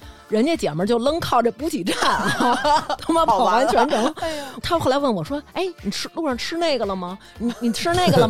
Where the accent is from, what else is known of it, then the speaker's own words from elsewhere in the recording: Beijing, China; 营造出北京姑娘该有的这状态。